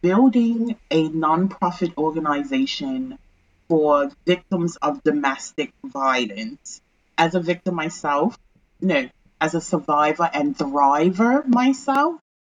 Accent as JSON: {"language": "English", "country": "Bermuda", "said": "I'm originally from Bermuda"}